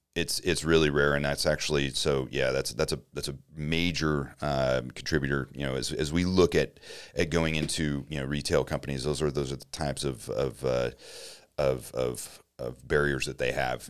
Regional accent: Grants Pass, Oregon, United States; moved away as an adult; now in Denver, United States; I grew up in Grants Pass, Oregon

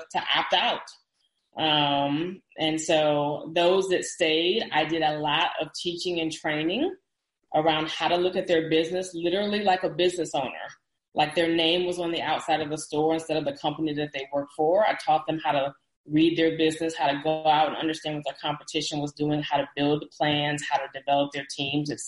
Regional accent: Dallas, Texas, United States; I'm from the Dallas area

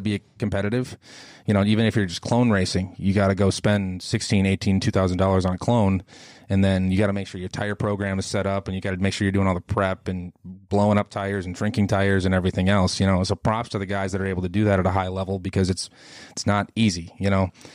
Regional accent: Arlington, Minnesota, United States; I'm from Arlington, Minnesota originally, so I grew up around Arlington Raceway.

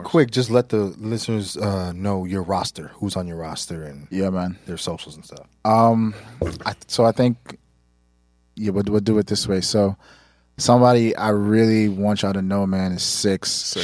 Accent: Nigeria; we're Nigerian

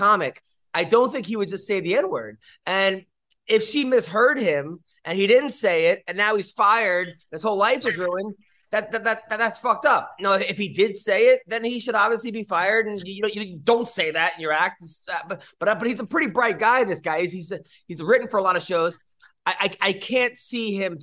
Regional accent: Long Island, New York, United States; When I was a kid in Long Island

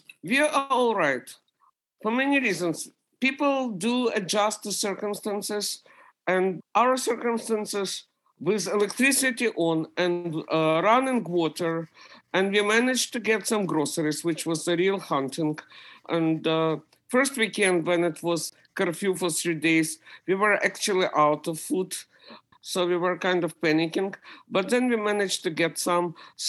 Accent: Ukraine; English is a second language; now in United States; When we immigrated from Ukraine, we had to wait half a year in Austria and Italy in refugee camps.

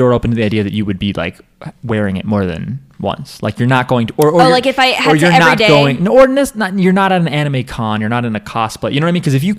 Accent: Massachusetts, United States; BTW, I'm from Massachusetts, so if you want to feel free to give your best shot at the accent.

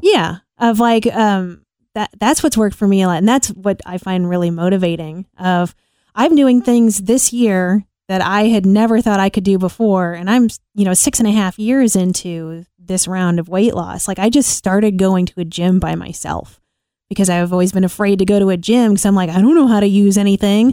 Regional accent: Illinois, United States; moved away as an adult; also born or lived in New York; we're both from Illinois

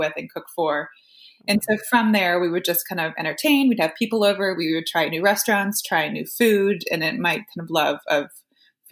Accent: Florida, United States; moved away as an adult; also born or lived in Boston / New York City / San Francisco / Los Angeles; now in Nashville, United States; I grew up in Florida

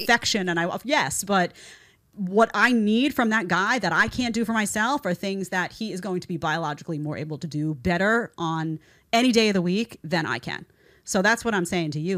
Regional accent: New York City, New York, United States; I grew up in New York City.

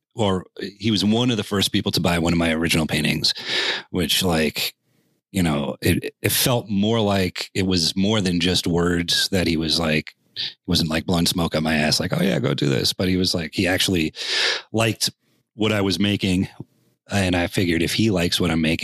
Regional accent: New York City, New York, United States; also born or lived in Minneapolis-Saint Paul, Minnesota; now in Philipsburg, United States; I grew up in the Bronx

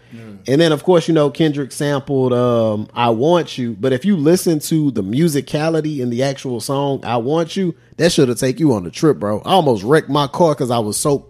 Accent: Inglewood, California, United States; I'm from Inglewood, California, nigga.

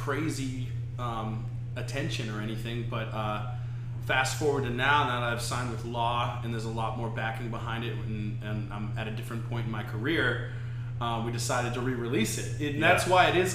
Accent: New Hampshire, United States; now in Key West, United States; I'm originally from New England, New Hampshire specifically

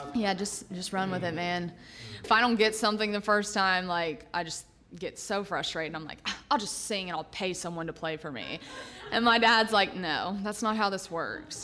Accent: Lexington, Kentucky, United States; moved away as an adult; now in Franklin, United States; I'm actually from Lexington, Kentucky, born and raised.

